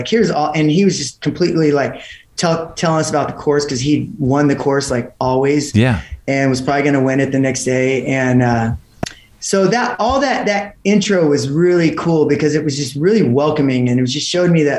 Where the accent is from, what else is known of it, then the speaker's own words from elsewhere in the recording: Houston, Texas, United States; Houston, Texas.